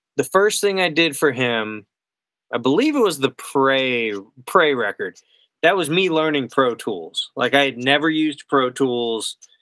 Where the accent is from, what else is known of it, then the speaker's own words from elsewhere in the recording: Florida, United States; moved away as an adult; now in Nashville, United States; I'm from Florida